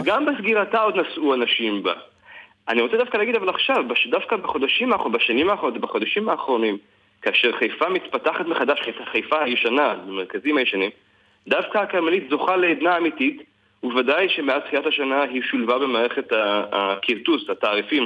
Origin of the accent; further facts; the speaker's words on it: Haifa, Haifa District, Israel; אני במקור חיפאי וגדלתי פה כחובב רכבת